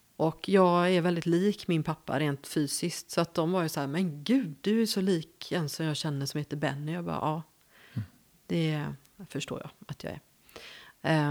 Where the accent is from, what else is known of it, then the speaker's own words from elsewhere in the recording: Gothenburg, Västra Götaland, Sweden; accent: West Coast; moved away as an adult; also born or lived in Värmland; jag är född i Göteborg. Mm. Det hör man ju